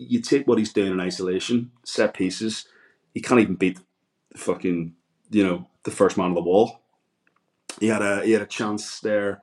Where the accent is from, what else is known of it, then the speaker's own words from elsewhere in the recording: Ireland; I'm Irish